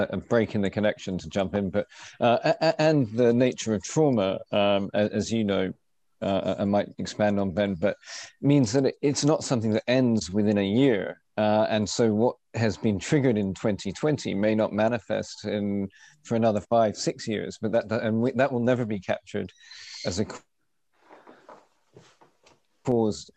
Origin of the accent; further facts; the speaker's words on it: United Kingdom; moved away as an adult; now in Australia; as a British Australian